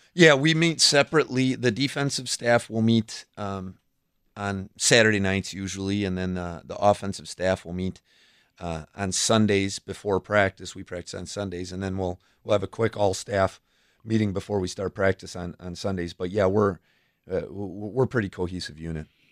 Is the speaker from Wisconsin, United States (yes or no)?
yes; Fort Atkinson, Wisconsin, United States; also born or lived in Oconomowoc, Wisconsin / Watertown, Wisconsin; when I was five years old, we, we moved to Fort Atkinson